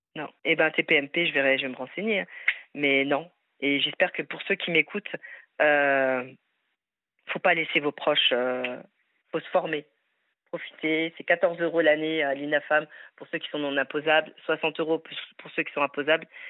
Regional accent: France; Je suis française, fière de l'être, avec des origines maghrébines

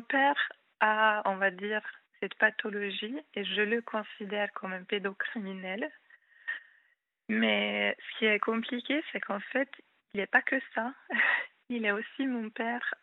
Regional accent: Hungary; first language Hungarian; French is a second language; moved away as an adult; now in France; je suis hongroise.

